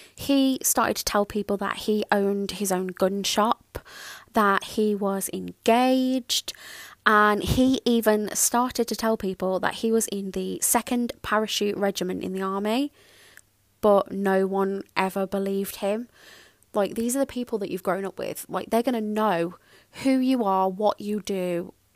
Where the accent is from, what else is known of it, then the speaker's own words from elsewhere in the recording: Birmingham, West Midlands, United Kingdom; I grew up in Birmingham and that is that is a massive city